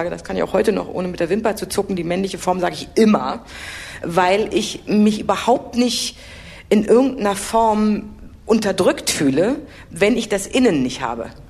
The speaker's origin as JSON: {"language": "German", "region": "Berlin", "country": "Germany", "said": "Ha Hamburg ist eine tolle Stadt, aber sie ist eben hanseatisch anders, als man so als Berliner ist."}